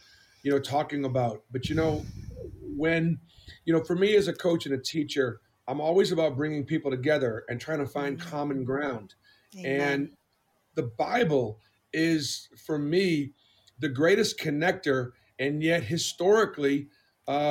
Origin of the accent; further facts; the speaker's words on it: Boston, Massachusetts, United States; moved away; growing up in Boston was very difficult